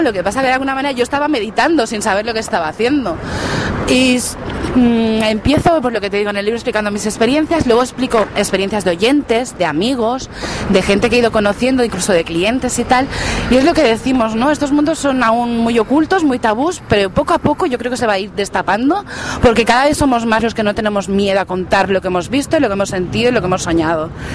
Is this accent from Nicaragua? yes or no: no; La Garriga, Catalonia, Spain; en mi pueblo, en La Garriga